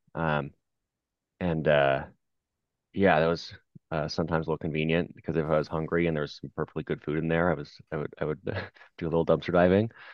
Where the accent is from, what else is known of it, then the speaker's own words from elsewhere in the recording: Seattle, Washington, United States; I grew up in Seattle